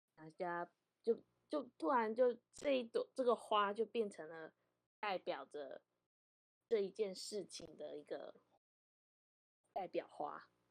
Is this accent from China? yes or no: no; Vancouver, British Columbia, Canada; also born or lived in Taiwan; 我跟我哥在国外长大